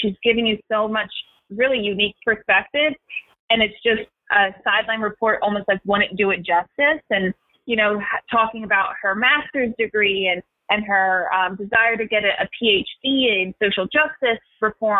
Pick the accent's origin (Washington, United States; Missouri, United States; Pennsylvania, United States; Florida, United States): Pennsylvania, United States; Philadelphia; I'm from Philadelphia, I'm from the East Coast